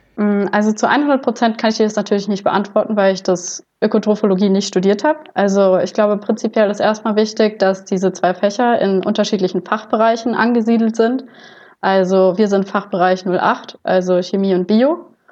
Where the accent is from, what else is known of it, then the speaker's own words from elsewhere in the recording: Butzbach, Hesse, Germany; moved away as an adult; also born or lived in Gießen; ich komme ursprünglich aus Butzbach, das ist in der Wetterau